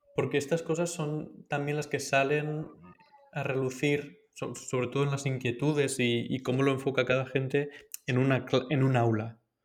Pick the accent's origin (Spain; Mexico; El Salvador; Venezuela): Spain; Valencia, Valencian Community; En Valencia, yo soy de Valencia